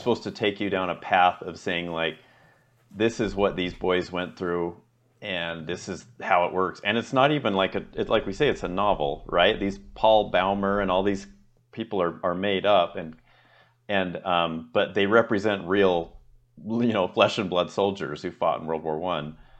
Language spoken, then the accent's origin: English; United States; I'm American